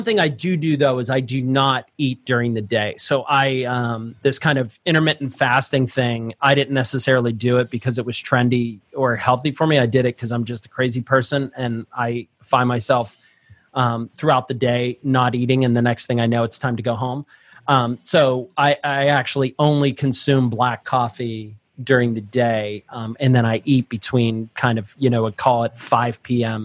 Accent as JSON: {"language": "English", "town": "Pittsburgh", "region": "Pennsylvania", "country": "United States", "tie": "born or raised there", "said": "I was born and raised in Pittsburgh where we put French fries on our sandwiches"}